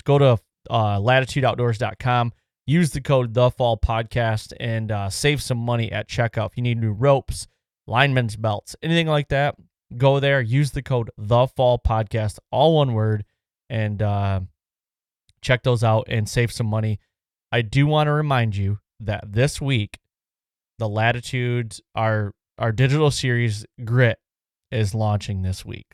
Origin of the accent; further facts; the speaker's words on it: Michigan, United States; we come from Michigan